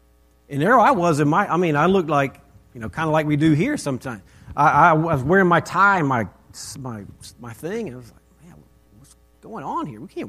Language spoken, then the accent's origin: English; Texas, United States; So we came from Texas and we moved to Northern Virginia.